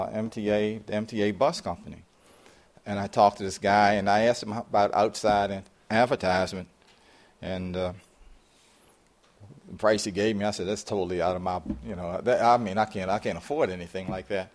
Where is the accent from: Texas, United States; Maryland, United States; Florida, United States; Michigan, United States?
Maryland, United States; Baltimore; this is my hometown. I mean, I'm a native Baltimorean, lived there all my life.